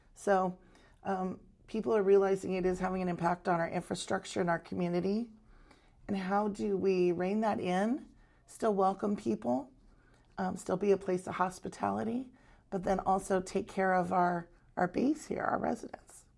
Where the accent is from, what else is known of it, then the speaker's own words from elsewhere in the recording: Arizona, United States; moved away as an adult; now in Maui, United States; I grew up on the mainland in Arizona